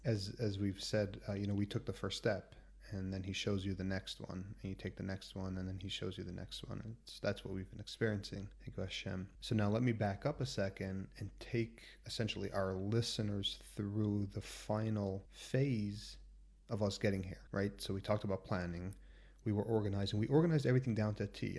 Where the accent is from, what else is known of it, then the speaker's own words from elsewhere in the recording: United States; moved away as an adult; also born or lived in New York / Washington; now in Israel; I'm, I'm from America